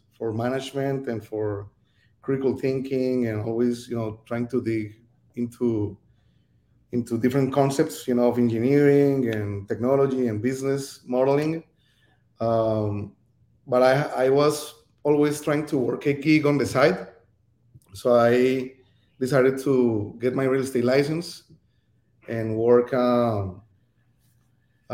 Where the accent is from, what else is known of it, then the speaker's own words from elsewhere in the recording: Cali, Valle del Cauca, Colombia; moved away as an adult; also born or lived in Bogota, Colombia; now in Miami, United States; I was born in Colombia, from Cali, Colombia